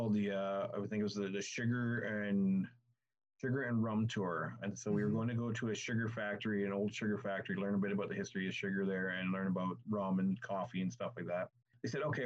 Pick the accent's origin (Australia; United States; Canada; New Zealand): Canada; I'm from Canada